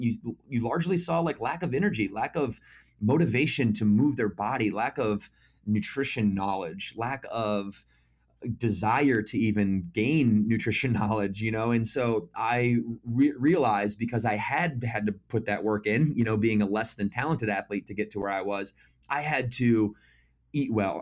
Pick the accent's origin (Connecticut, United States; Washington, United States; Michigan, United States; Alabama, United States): Michigan, United States; Battle Creek; moved away as an adult; also born or lived in Naples, Florida; Originally, I'm from Battle Creek, Michigan